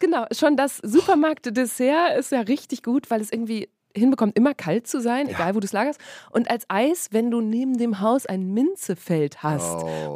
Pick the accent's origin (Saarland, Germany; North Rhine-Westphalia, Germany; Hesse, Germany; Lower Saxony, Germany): North Rhine-Westphalia, Germany; Borken; now in Berlin, Germany; ich komme aus dem Münsterland. Im Münsterland ist Borken. das Fahrrad, genau, aus Borken in Westfalen